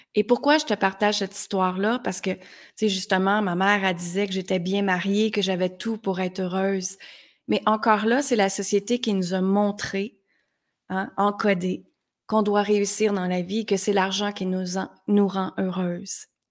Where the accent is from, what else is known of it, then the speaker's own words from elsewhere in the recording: Granby, Quebec, Canada; moved away as an adult; also born or lived in United States; à l'âge de 19 ans, je suis partie de Granby, qui est une petite ville très, très simple ici